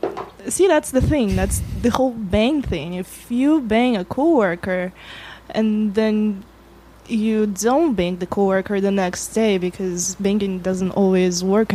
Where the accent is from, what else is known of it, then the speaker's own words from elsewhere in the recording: Russia; accent: Russian; moved away; Yeah, I grew up in Russia.